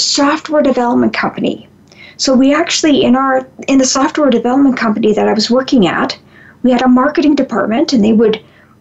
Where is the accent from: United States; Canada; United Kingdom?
Canada; I'm from Canada